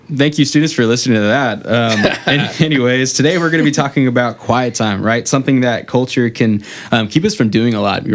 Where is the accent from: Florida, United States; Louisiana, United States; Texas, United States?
Texas, United States; San Antonio; moved away as an adult; now in Houston, United States; I'm from San Antonio